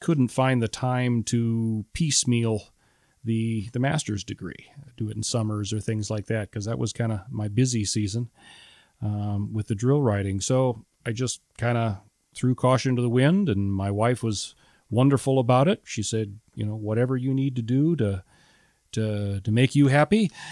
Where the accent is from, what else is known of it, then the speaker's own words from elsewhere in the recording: Metamora, Illinois, United States; I'm a small town boy, uh, born and raised in Metamora, Illinois.